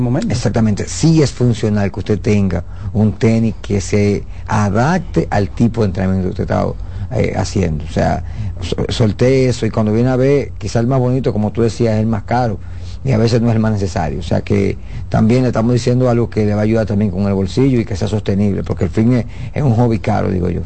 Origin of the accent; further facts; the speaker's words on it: Dominican Republic; nosotros como dominicanos